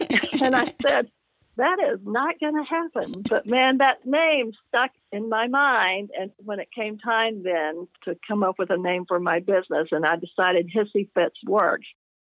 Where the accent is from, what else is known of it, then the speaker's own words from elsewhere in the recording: the South, United States; I'm from the South, and so people in the South know what a hissy fit is.